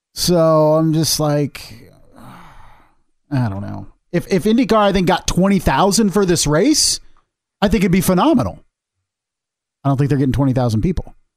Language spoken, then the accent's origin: English; Midwest, United States; I'm from the Midwest